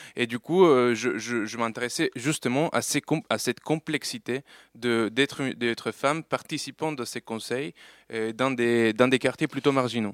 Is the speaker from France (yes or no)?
no; Colombia; moved away; j'ai vécu... Euh, euh, voilà, plusieurs années, euh, toute mon enfance en Colombie